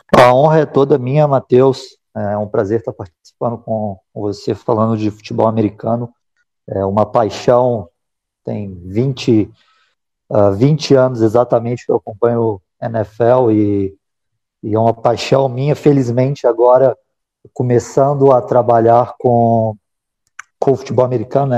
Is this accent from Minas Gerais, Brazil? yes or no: yes; Minas Gerais, Brazil; Eu sou mineiro